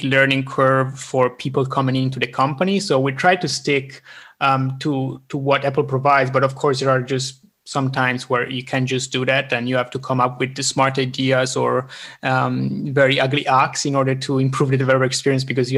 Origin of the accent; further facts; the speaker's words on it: Italian part of Switzerland, Italian-speaking Switzerland, Switzerland; now in Stockholm, Sweden; I'm originally from the Italian part of Switzerland. I'm now living in Stockholm, Sweden